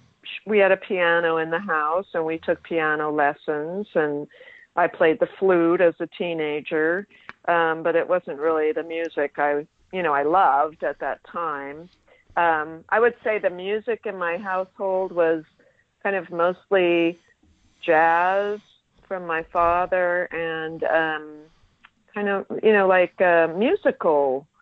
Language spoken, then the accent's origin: English; Los Angeles, California, United States; now in San Francisco, United States; I was born in San Francisco, where I live now, but I mostly grew up in Los Angeles.